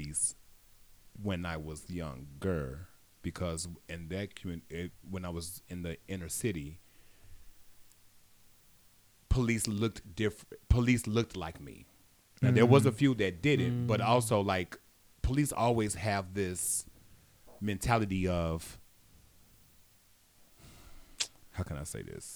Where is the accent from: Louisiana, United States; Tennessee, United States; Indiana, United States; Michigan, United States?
Indiana, United States; Gary; in my community when I grew up in Gary, Indiana, they looked like me